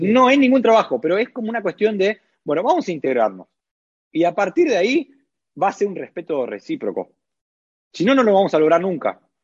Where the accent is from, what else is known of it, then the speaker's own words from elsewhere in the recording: Buenos Aires, Argentina; moved away as an adult; also born or lived in Lauria, Italy; now in Italy; En Argentina hablo de Capital Federal, que yo soy de Capital.